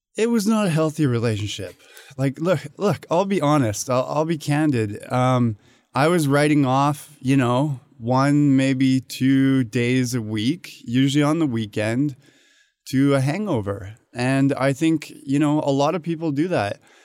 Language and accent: English; Canada; moved away as an adult; now in Hong Kong; I was born and raised in Canada